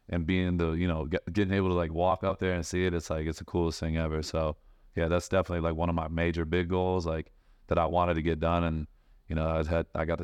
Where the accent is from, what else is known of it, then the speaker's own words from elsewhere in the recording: Michigan, United States; I'm originally from Michigan